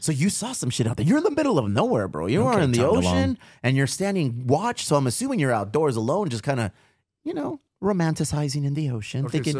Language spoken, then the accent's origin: English; Chula Vista, California, United States; we're from Chula Vista.